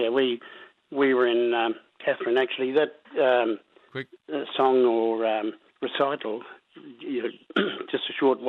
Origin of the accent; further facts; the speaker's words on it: Townsville, Queensland, Australia; from Palarinda in Queensland.